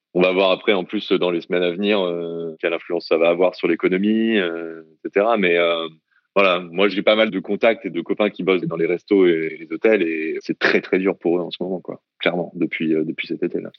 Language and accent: French; France; moved away as an adult; now in Hong Kong; pour moi en tant que Français